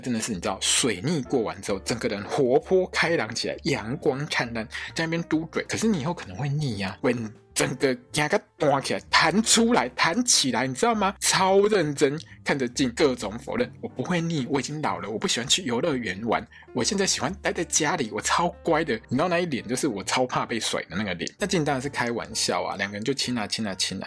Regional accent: Taiwan; accent: Taiwanese Mandarin; 我台湾国语

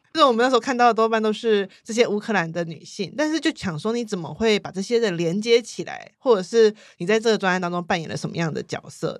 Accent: Hsinchu, Hsinchu City, Taiwan; 新竹感觉是一个相对而言很没有味道的城市

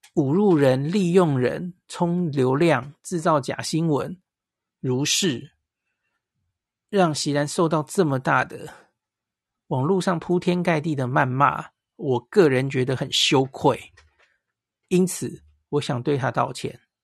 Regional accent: Taiwan; 因为我们都是台湾人

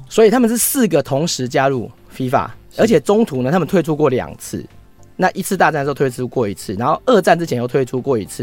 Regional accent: Taiwan; 我们台湾人

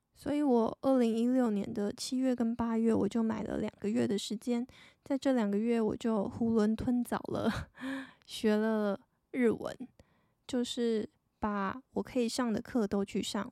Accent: Taiwan; 我是一个台湾人，然后目前是二十七岁的上班族女生

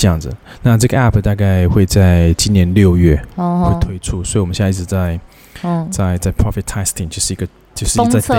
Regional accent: Taiwan; accent: Taiwanese Mandarin; 台湾国语就出来。

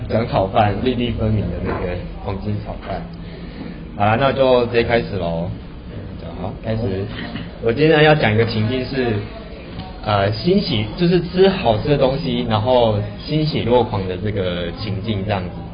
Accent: southern Taiwan, Taiwan; now in Taipei, Taiwan; 因为以前本身是男不小孩，所以就是，呃，变老师也没有那么多，然后到北部之后

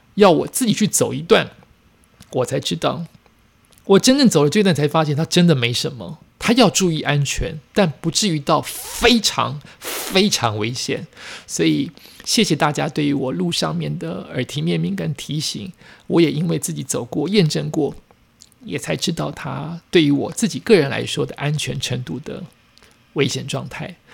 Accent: Taiwan; 我们台湾人

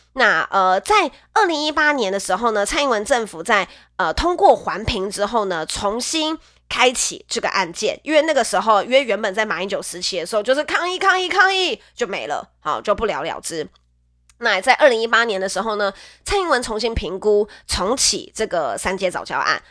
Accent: Nantou County, Taiwan; moved away as an adult; now in Taipei, Taiwan; 以前小时候南投的 空气很好，因为我是南投人

